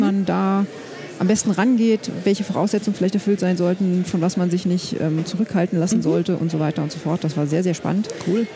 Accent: Germany; ich bin ja in der Nähe von Berlin aufgewachsen

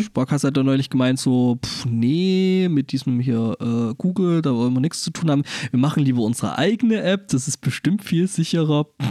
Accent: Germany; als Europäer oder speziell auch als Deutscher

